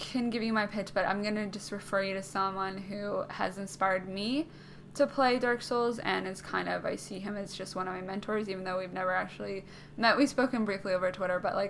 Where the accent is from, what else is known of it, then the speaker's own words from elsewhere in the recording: Canada; I'm Canadian